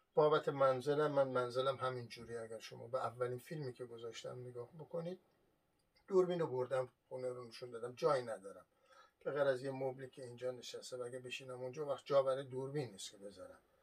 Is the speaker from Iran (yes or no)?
yes; Iran; moved away; من اصالتا ایرانی هستم